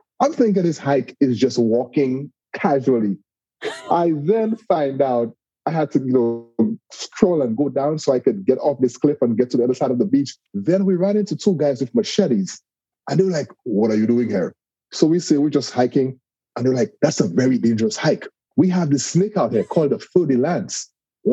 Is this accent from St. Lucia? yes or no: yes; St. Lucia; now in Walton, United States; I'm originally from a very small island in the Caribbean called St. Lucia